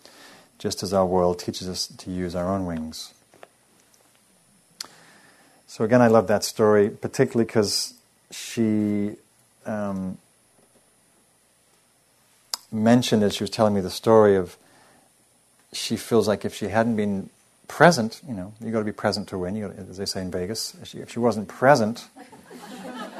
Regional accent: England, United Kingdom; moved away; I'm English

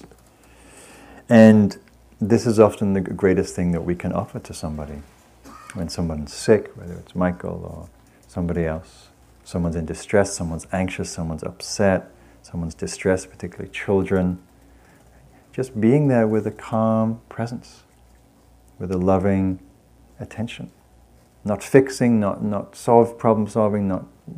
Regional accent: England, United Kingdom; moved away; I come from England

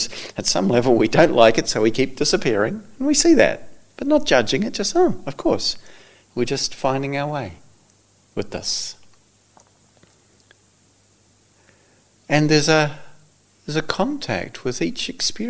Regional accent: New Zealand; I come from New Zealand. We don't have snakes in New Zealand

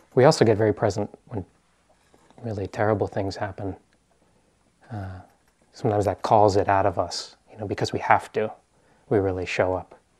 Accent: East Coast, United States; moved away as an adult; also born or lived in New York; now in Bay Area, United States; I'm from the East Coast

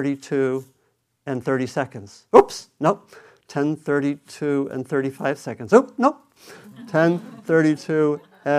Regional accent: East Coast, United States; moved away as an adult; also born or lived in New England; now in Bay Area, United States; I was growing up on the East Coast

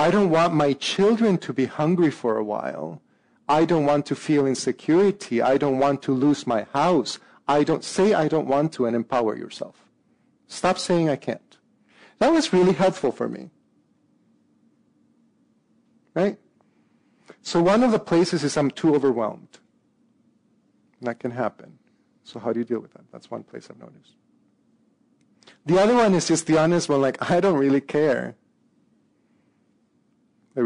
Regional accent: El Salvador; also born or lived in Minnesota / England; now in San Francisco, United States; When I grew up in El Salvador

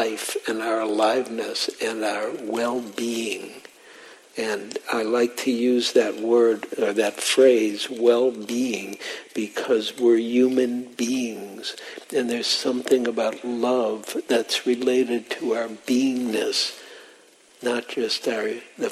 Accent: Detroit, Michigan, United States; I grew up in Detroit

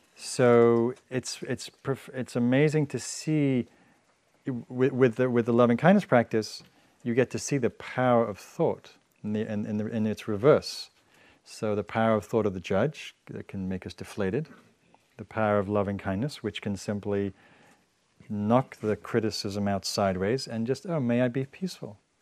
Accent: England, United Kingdom; moved away; I'm from England

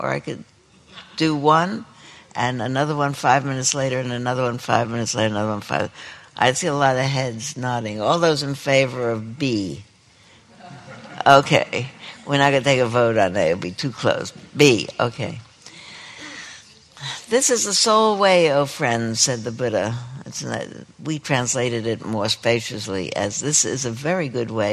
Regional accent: New York City, New York, United States; moved away; I grew up there

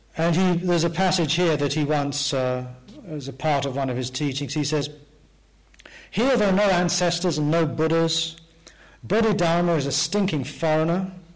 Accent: England, United Kingdom; growing up in England in the 19. 50s

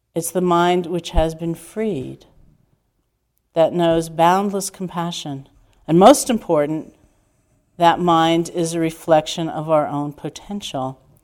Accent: New York City, New York, United States; growing up in New York City

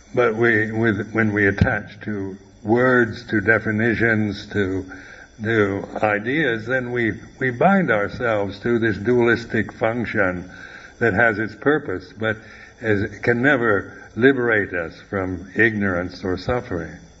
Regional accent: United States; moved away; also born or lived in Thailand; I'm an American

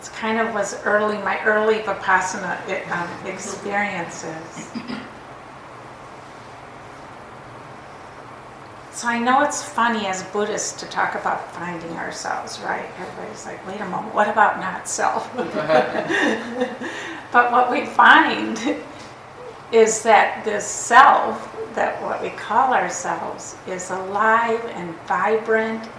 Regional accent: Minnesota, United States; accent: Minnesota; I say Minnesota and like my accent comes out

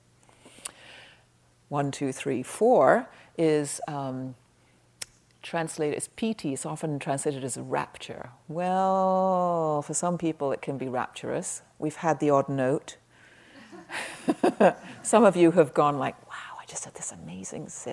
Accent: England, United Kingdom; moved away; When I was growing up in England in the 50s

